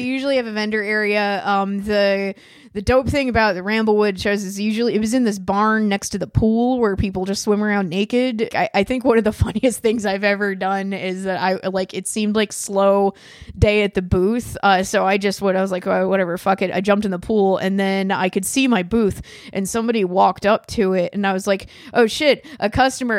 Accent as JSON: {"language": "English", "town": "Philadelphia", "region": "Pennsylvania", "country": "United States", "also_born_or_lived": "Bushwick, Brooklyn", "moved": "as an adult", "lives_now": "Brooklyn, United States", "said": "I'm from Philly."}